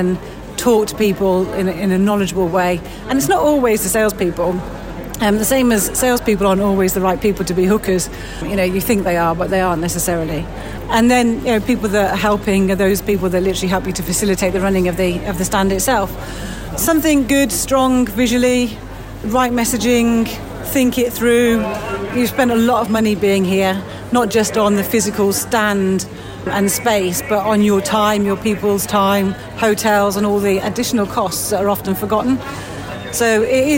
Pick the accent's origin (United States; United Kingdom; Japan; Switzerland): United Kingdom; we're very British